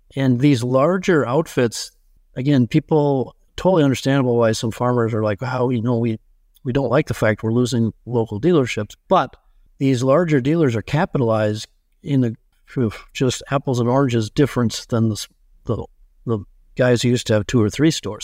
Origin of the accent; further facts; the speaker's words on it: Benson, Minnesota, United States; my hometown of Benson, Minnesota